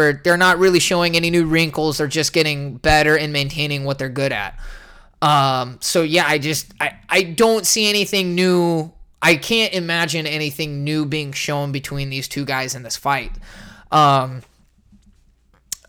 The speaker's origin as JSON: {"language": "English", "town": "San Jose", "region": "California", "country": "United States", "tie": "born or raised there", "said": "Born and raised in San Jose."}